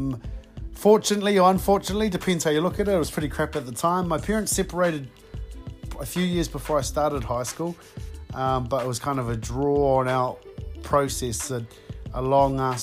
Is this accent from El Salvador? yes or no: no; New Plymouth, Taranaki, New Zealand; I grew up born and bred in Taranaki, born at the New Plymouth Base Hospital.